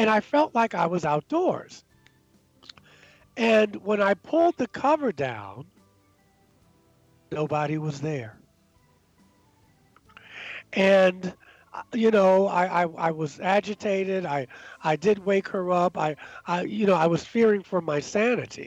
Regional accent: Baltimore, Maryland, United States; moved away as an adult; also born or lived in New York City; now in Asheville, United States; growing up in Baltimore

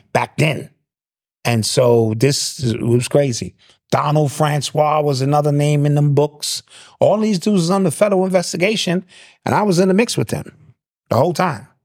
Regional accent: Detroit, Michigan, United States; I'm from Detroit

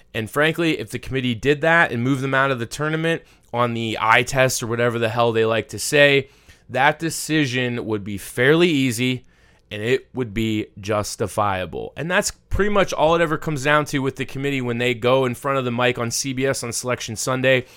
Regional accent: Pittsburgh, Pennsylvania, United States; my hometown of Pittsburgh

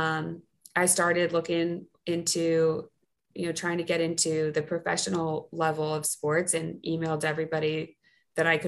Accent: North Carolina, United States; moved away as an adult; now in New Orleans, United States; I'm from North Carolina.

